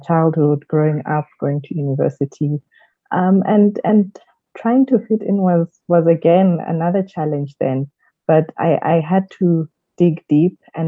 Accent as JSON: {"language": "English", "country": "South Africa", "tie": "born or raised there", "also_born_or_lived": "Kenya", "said": "I grew up mostly in South Africa. I was born in Kenya"}